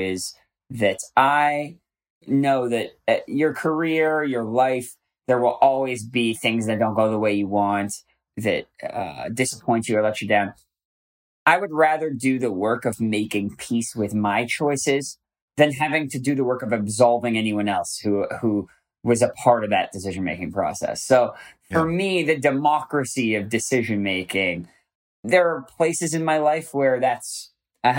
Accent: Canada; now in United States; I love being Canadian.

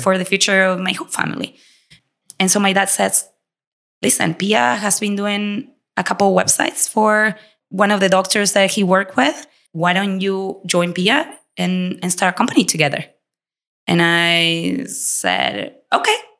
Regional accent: Argentina; English is a second language; moved away as an adult; also born or lived in Latin America; now in United States; we came from Argentina with absolutely nothing

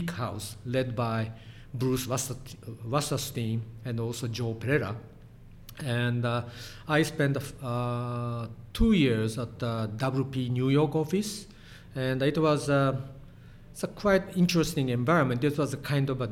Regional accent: Hiroshima, Japan; English is a second language; moved away as an adult; also born or lived in Kyoto / Philadelphia, United States; I was born in Hiroshima, in the western part of Japan, and spent 18 years inside of Hiroshima.

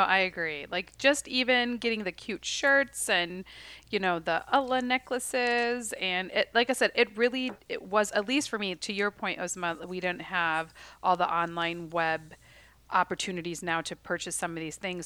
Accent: Chicago, Illinois, United States; growing up in the Chicagoland area

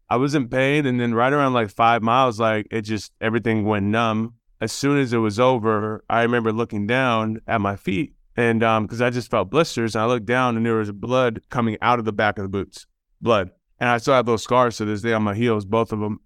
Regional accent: Houston, Texas, United States; we're from Houston and that's where I lived

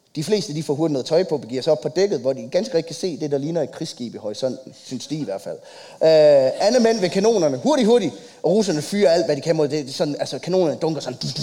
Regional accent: Copenhagen, Capital Region of Denmark, Denmark; jeg er fra København

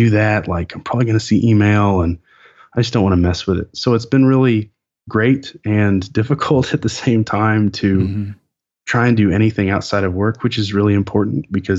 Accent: Lawrence, Kansas, United States; we're both from Kansas, just very close to where I grew up. Like, {S0} it's in the blood. {S1} Like I was born in Lawrence.

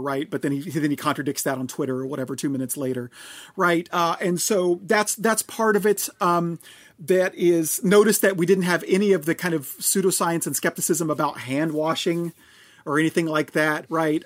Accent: Oklahoma, United States; I'm from Oklahoma

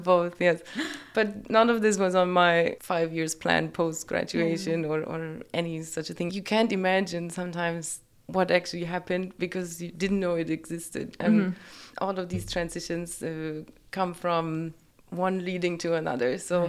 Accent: Germany; moved away as an adult; now in United Arab Emirates; So I am from Germany. I grew up there with no camels.

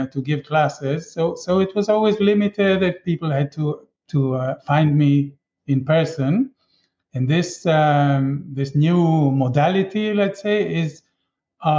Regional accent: Israel; now in Chile; I grew up in Israel

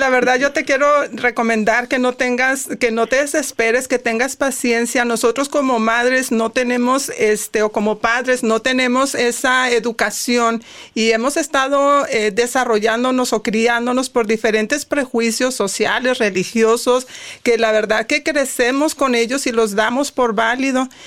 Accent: Monterrey, Nuevo León, Mexico; now in United States; soy de Monterrey, soy regia

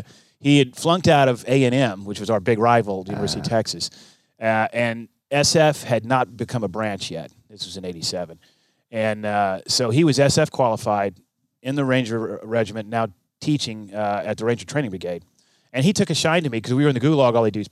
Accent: Okinawa, Japan; born there; I was born in Okinawa. Back then it was Camp Buckner. Now it's Buckner Hospital or something.

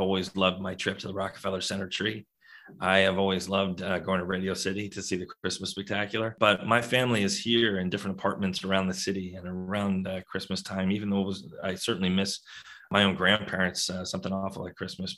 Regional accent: New York City, New York, United States; I grew up in New York City

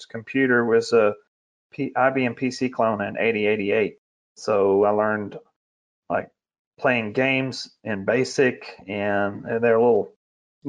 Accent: West Monroe, Louisiana, United States; I grew up in the hills and the hollows of North Louisiana, the swamps, red clay and pine trees near West Monroe.

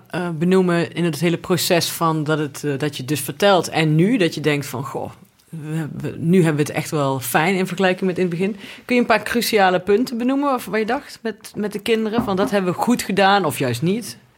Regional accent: Limburg, Netherlands; Ik ben ook Limburger.

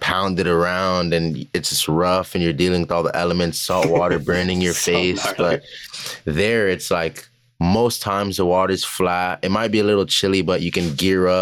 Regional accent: Florida, United States; I'm from Florida

